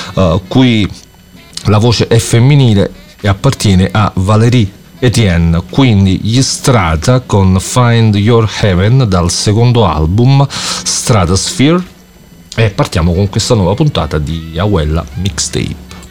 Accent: Campania, Italy; also born or lived in Naples; io sto a Napoli e sono, e sono campano

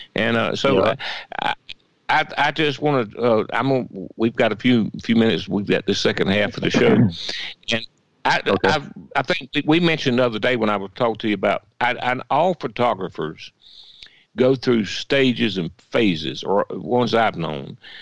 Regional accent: Swainsboro, Georgia, United States; growing up in Swainsboro

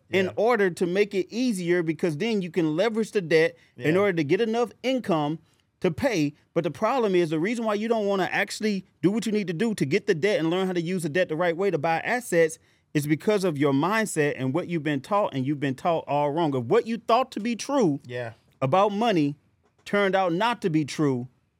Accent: St. Louis, Missouri, United States; I'm from St. Louis.

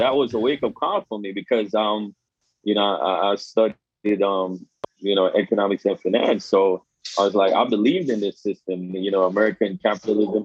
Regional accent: Jamaica; moved away as an adult; now in Staten Island, United States; I grew up in Jamaica until I was like 21 years old

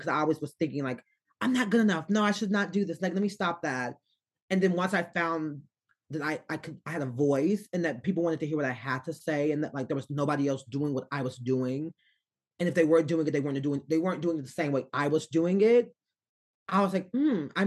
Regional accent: Arkansas, United States; I'm from Arkansas.

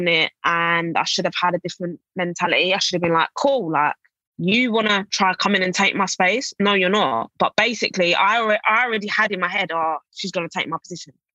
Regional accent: England, United Kingdom; moved away as an adult; also born or lived in Kansas / Atlanta / Spain / Italy; my home country

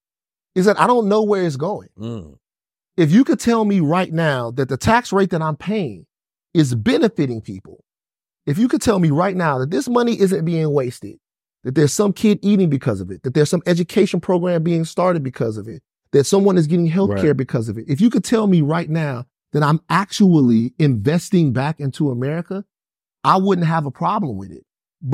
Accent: Deep South, United States; I'm from the Deep South. And so being from the Deep South, I know that there's a psychosis

